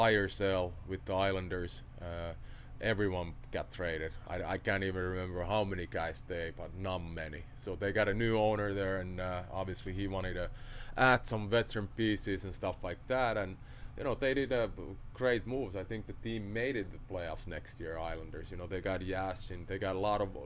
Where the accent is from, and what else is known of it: Finland; born or raised there; English is a second language; moved away as an adult